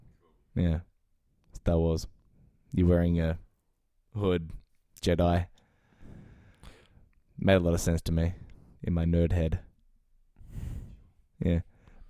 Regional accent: Victoria, Australia; Well, I'm from Victoria.

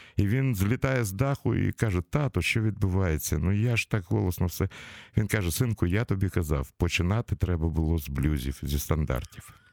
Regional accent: Kyiv, Ukraine; в нашому рідному місті в Києві

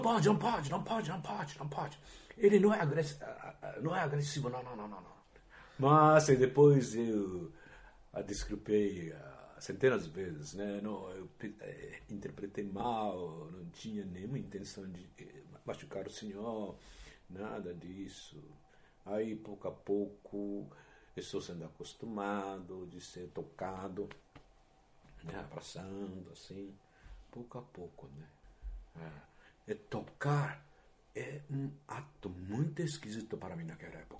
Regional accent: Japan; Portuguese is a second language; moved away as an adult; now in Brazil; como eu era japonês, como eu sou japonês

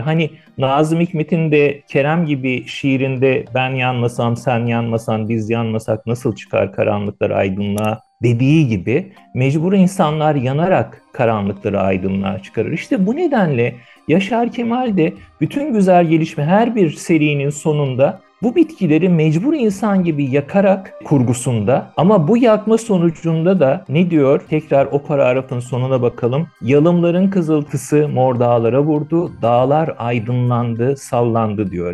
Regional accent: Istanbul, Turkey; also born or lived in Yeşilce, Ordu; işte Ordu ilinde Yeşilce isimli gerçekten adı gibi yeşil bir köyde doğdum. Sonra 7 yaşında İstanbul'a taşındığımızda Kartal'da Soğanlık diye bir semtinde oturdum

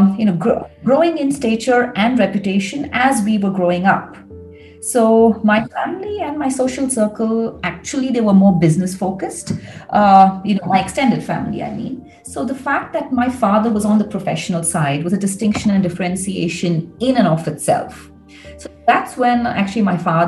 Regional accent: Bangalore, Karnataka, India; also born or lived in United States; growing up in Bangalore, I think my family environment, the kind of environment that I grew up

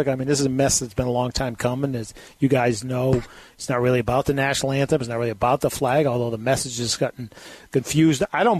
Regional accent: Boston, Massachusetts, United States; me as a Bostonian

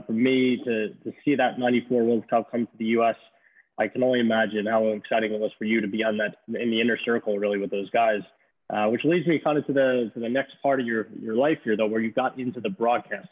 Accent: New Jersey, United States; I grew up in Jersey. So I'm a Jersey boy

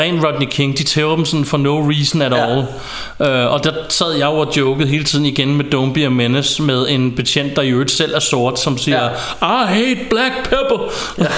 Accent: Ballerup, Capital Region of Denmark, Denmark; hvor jeg voksede op i et på daværende tidspunkt ikke så pænt nabolag i Ballerup

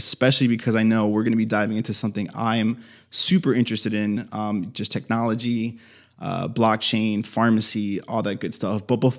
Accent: Miami, Florida, United States; Because I'm from Miami

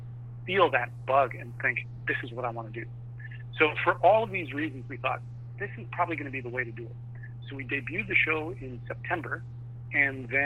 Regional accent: Vancouver, British Columbia, Canada; also born or lived in Los Angeles; So I'm located in Vancouver, Canada. A year ago, I was living in L.A., but I'm originally from Vancouver

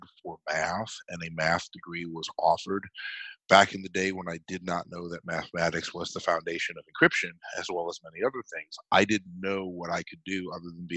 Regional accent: Massachusetts, United States; I grew up in Massachusetts, which was and is still arguably the most liberal state in the union

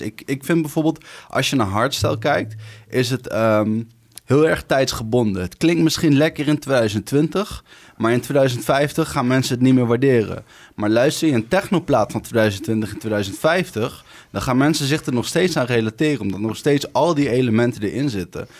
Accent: Arnhem, Gelderland, Netherlands; 29 jaar, Ik kom uit Arnhem.

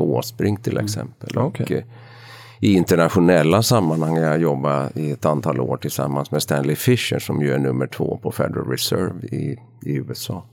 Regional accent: Ostrobothnia, Finland; accent: Ostrobothnian Swedish dialect; first language Swedish; moved away as an adult; now in Stockholm, Sweden; jag är uppvuxen i Österbotten i Finland, jag mm. är svenskspråkig

